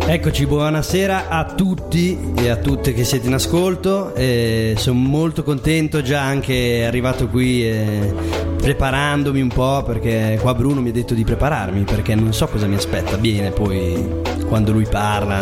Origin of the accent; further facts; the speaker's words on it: Bologna, Emilia-Romagna, Italy; la mia vicenda nasce a Bologna, io sono bolognese, da 21 anni vivo, vivo a Bologna